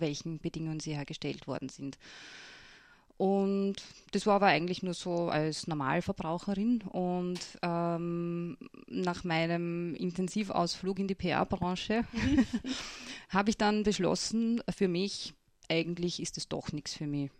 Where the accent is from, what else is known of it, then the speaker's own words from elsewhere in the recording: Lutzmannsburg, Burgenland, Austria; ich bin ja aufgewachsen in Lutzmannsburg auf einem Bauernhof